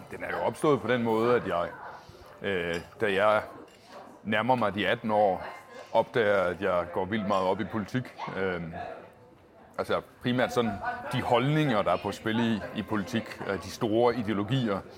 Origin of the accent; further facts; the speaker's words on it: Agerskov, Southern Denmark, Denmark; also born or lived in Gram; now in Copenhagen, Denmark; jeg er født på Gram sygehus, okay. men jeg er fra Agerskov, som ligger inde i midten af Sønderjylland